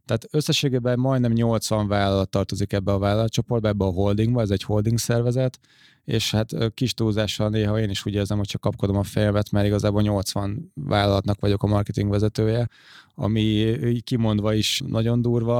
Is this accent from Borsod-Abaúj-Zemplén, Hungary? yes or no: no; Székesfehérvár, Fejér, Hungary; én még Székesfehérvári vagyok